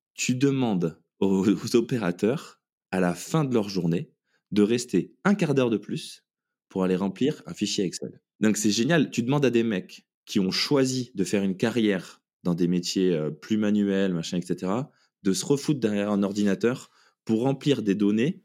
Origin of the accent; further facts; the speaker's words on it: Toulouse, Occitania, France; also born or lived in New Zealand; je suis toulousain. Donc, euh, j'ai grandi en, faisant euh, des études d'ingénieur euh, à Toulouse.